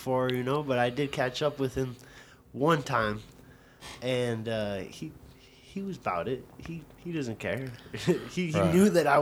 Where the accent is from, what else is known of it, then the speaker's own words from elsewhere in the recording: Broward County, South Florida, United States; moved away; I grew up in Broward County.